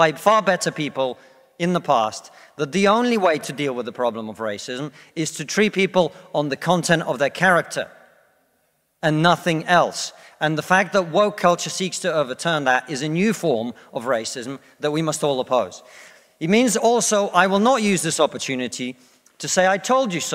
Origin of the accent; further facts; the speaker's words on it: Russia; now in United Kingdom; I come from Russia, which is not a poor country, it's a middle-income country